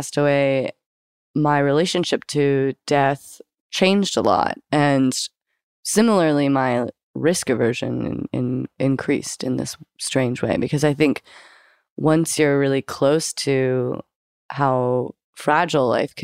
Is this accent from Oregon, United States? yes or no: yes; Eugene, Oregon, United States; I grew up in Eugene, Oregon, which is a really beautiful place to grow up